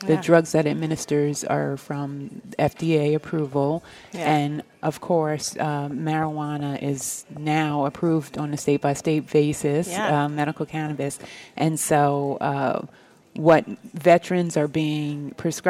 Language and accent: English; New York, United States; moved away as an adult; now in Los Angeles, United States; I am a New Yorker. I'm a New York convert, though